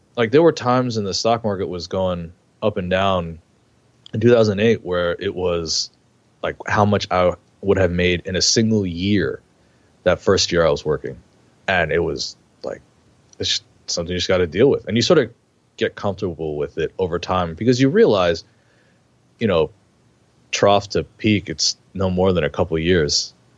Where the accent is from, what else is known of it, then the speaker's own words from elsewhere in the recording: New York, United States; I grew up in New York